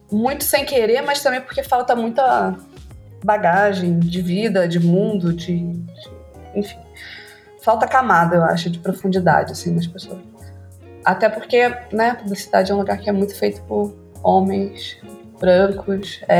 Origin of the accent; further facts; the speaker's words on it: Porto Velho, Rondônia, Brazil; also born or lived in Rio de Janeiro; eu sou redatora publicitária e diretora criativa. Eu sou rondoniense, nascida e criada em Porto Velho, Rondônia e morei no Rio um tempo, agora moro aqui, então as pessoas podem perguntar: meu Deus, esse sotaque.